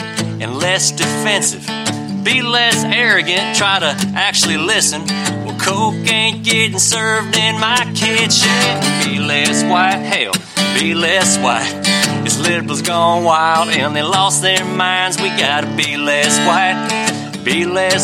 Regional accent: Mississippi, United States; I'm from Mississippi

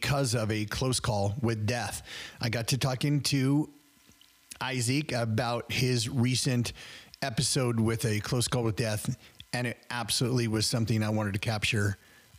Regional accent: Worland, Wyoming, United States; I grew up in Worland, Wyoming, which is really close to Lovell, Wyoming

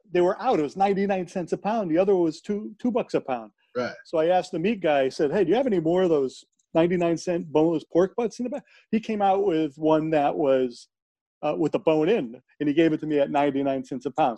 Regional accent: United States; we we're all American

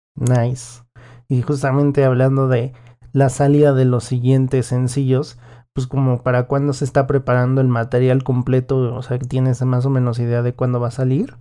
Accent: Mexico; nuestra vida musical como mexicanos

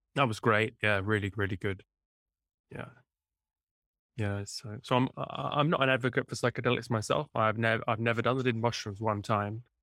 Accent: near Cambridge, East of England, United Kingdom; moved away as an adult; also born or lived in southern Italy; now in Italy; in England, near, near Cambridge, the original

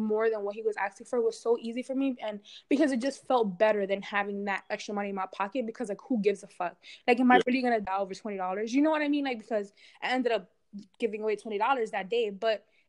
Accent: New York City, New York, United States; I grew up in New York City

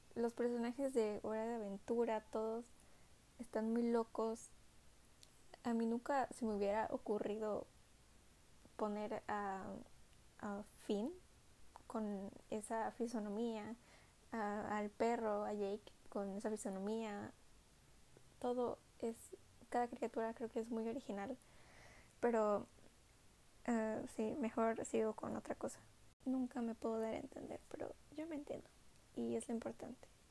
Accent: Minatitlán, Veracruz, Mexico; also born or lived in Coatzacoalcos; soy mexicana del estado de Veracruz. Vivo en una ciudad llamada Coatzacoalcos, aunque nací en Minatitlán. Y solo llevo como tres o cuatro años viviendo en Coatzacoalcos. Siempre viví en Minatitlán

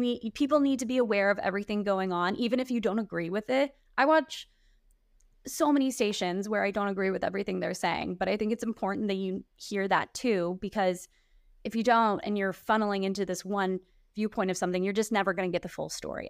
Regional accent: Kansas City, Missouri, United States; moved away as an adult; I'm in my hometown, I'm working here, I'm on my favorite station

